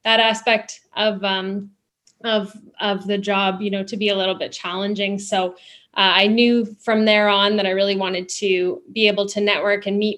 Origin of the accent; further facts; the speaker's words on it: Niagara Region, Ontario, Canada; I grew up in Niagara region, and so I was always kind of surrounded by agriculture